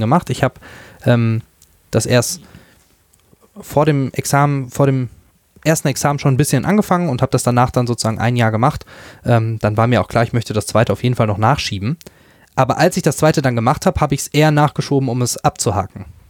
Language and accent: German; near Dortmund, North Rhine-Westphalia, Germany; also born or lived in Münster; Ich komme aus der Nähe von Dortmund